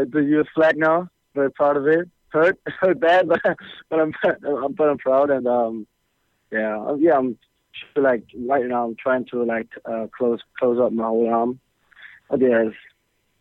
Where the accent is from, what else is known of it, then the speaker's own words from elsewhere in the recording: Bremen, Germany; my hometown Bremen